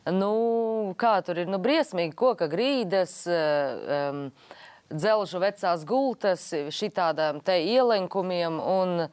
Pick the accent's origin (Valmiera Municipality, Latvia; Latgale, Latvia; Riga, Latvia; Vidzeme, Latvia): Latgale, Latvia; es esmu no Latgales.